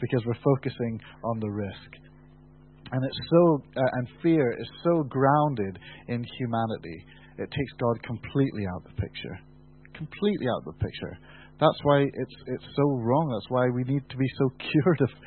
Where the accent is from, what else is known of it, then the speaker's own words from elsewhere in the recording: United Kingdom; We're British